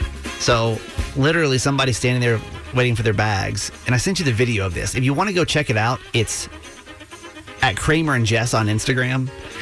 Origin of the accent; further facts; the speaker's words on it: Georgia, United States; moved away; I'm from Georgia originally